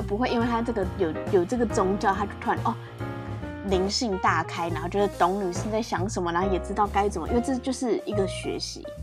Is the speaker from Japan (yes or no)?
yes; Japan; 我日本人。